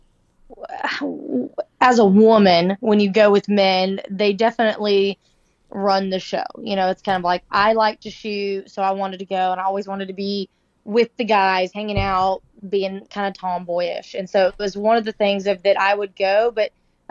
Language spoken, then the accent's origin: English; Oklahoma, United States; now in Dallas, United States; I'm from Oklahoma. So I grew up on Lake Murray a lot